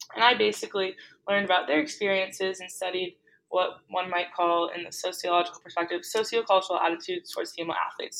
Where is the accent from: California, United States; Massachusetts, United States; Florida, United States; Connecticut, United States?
Massachusetts, United States; Boston; also born or lived in New York City; I am from Boston